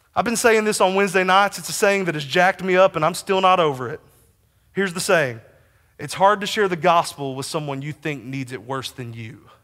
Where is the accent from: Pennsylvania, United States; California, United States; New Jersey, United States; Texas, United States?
Texas, United States; also born or lived in Kansas; I lived as an ambassador to Kansas from the great state of Texas for five years